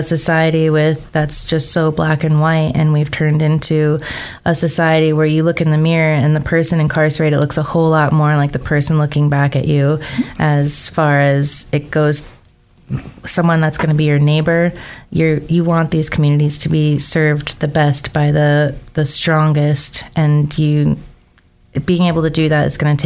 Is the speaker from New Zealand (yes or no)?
no; Chicago, Illinois, United States; now in Idaho, United States; I came from originally Chicago, hopped over to the island